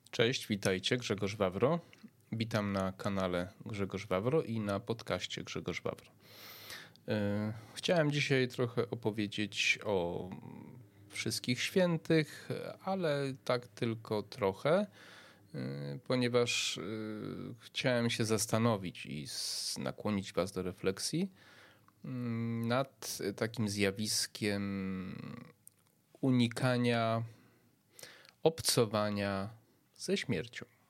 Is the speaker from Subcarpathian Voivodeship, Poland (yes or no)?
yes; Przemyśl, Subcarpathian Voivodeship, Poland; ja pochodzę z Przemyśla